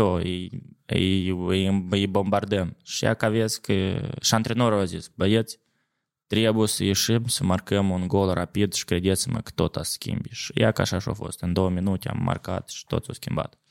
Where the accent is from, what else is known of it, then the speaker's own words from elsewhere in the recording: Cahul, Cahul District, Moldova; now in Jerusalem, Israel; am crescut la Cahul